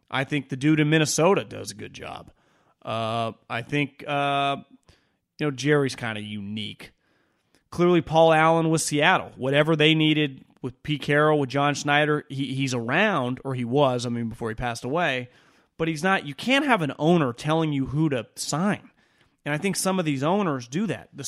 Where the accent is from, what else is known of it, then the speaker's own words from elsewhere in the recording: Puerto Rico; born there; I was born in Puerto Rico. I started to follow sports in the late 70s.